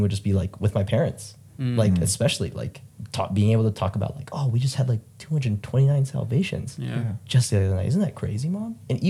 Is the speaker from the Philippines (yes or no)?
yes; Philippines; Like my family's huge. I'm Filipino, so it's like just like a huge family.